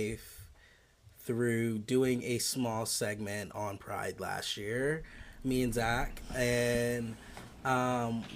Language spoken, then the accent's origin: English; upstate New York, United States; born and raised in upstate New York.